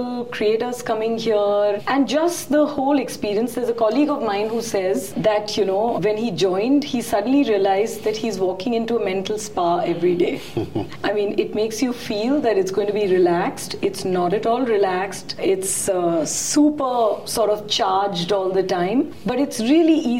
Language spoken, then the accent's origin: English; India; very proud as an Indian